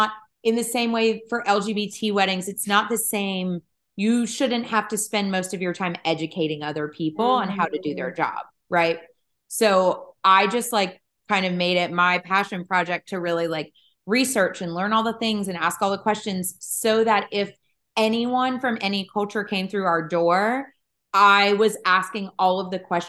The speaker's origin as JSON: {"language": "English", "region": "Eastern North Carolina", "country": "United States", "tie": "born or raised there", "said": "I grew up in Eastern North Carolina"}